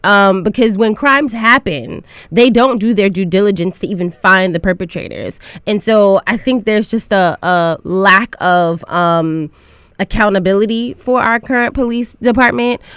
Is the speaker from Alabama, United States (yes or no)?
no; New York City, New York, United States; I am from Southeast Queens